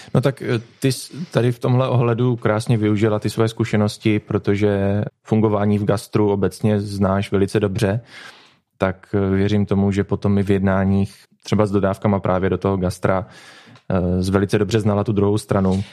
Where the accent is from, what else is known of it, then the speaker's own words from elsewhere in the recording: Popice, South Moravian Region, Czechia; naší rodné vesničky